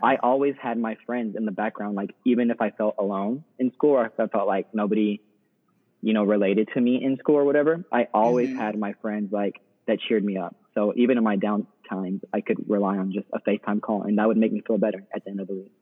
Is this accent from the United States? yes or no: yes; Texas, United States; moved away as an adult; now in New Orleans, United States; I'm originally from Texas